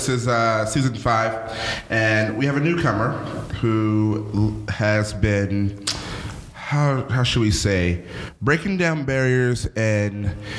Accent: United States; now in Nashville, United States; I'm used to the beach as well because I'm from Philly in South Jersey.

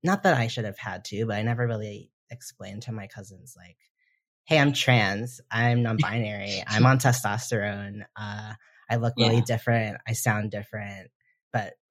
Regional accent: Delaware, United States; I'm from Delaware and my whole family pretty much lives in the kind of Pennsylvania

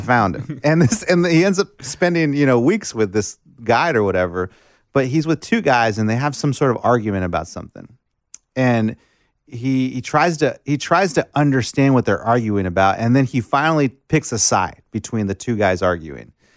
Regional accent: McAllen, Texas, United States; moved away; I grew up in McAllen, Texas, South South Texas, seven miles of the border

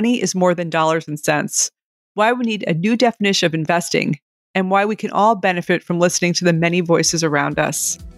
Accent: New York City, New York, United States; well, as a New Yorker, I'm happy to hear that.

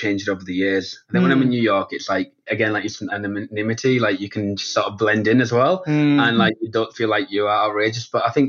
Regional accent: the north of England, United Kingdom; We're from the north of England, actually.

